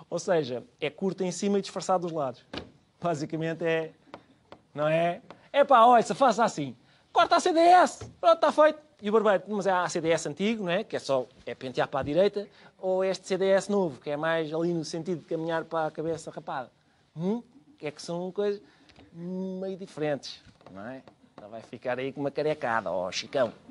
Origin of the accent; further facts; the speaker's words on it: Lisbon, Portugal; para não me cheira a nada porque eu sou de Lisboa?